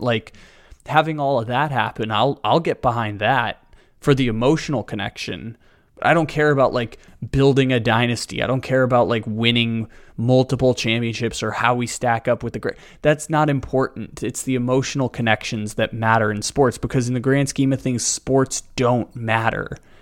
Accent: San Diego, California, United States; moved away; born and raised in San Diego, grew up with the San Diego sports curse

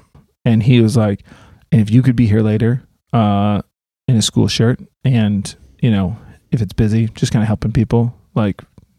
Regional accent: Boston, Massachusetts, United States; I'm from Boston.

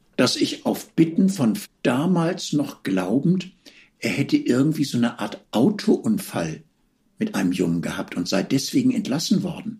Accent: Hamburg, Germany; moved away as an adult; also born or lived in Vienna; ich bin Hamburger Eminenz

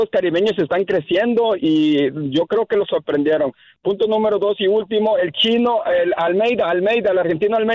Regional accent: Mexico; now in Las Vegas, United States; soy mexicano.

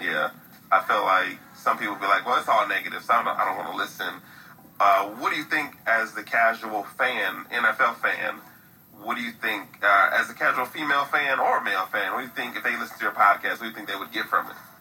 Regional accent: Midwest, United States; I'm, I'm from the Midwest

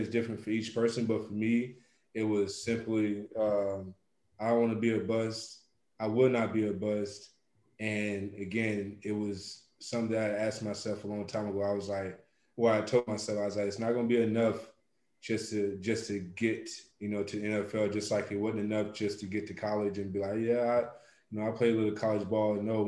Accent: the South, United States; And for me, it was always kind of early on, especially growing up in the South, the way I grew up at it, whatnot.

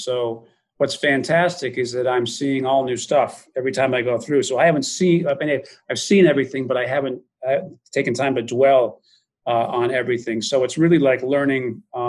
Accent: Springfield, Massachusetts, United States; I'm kind of a local guy. I grew up around the Springfield area, so the game was invented here.

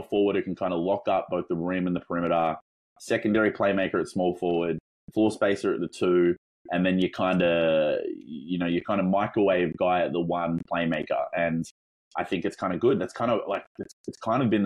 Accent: Australia; obviously by my accent, you might be able to tell that I'm not from Northern America. I'm Australian

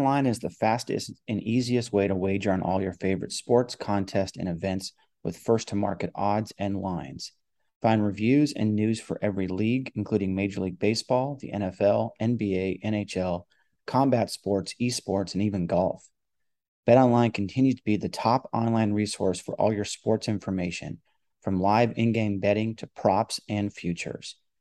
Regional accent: Los Angeles, California, United States; I grew up in Los Angeles

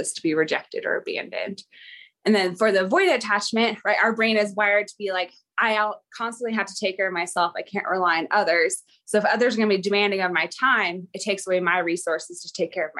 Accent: Silverdale, Washington, United States; I'm from Silverdale, Washington

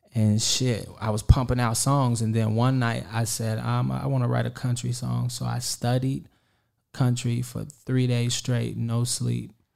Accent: Kansas City, Kansas, United States; I'm from Kansas City, Kansas

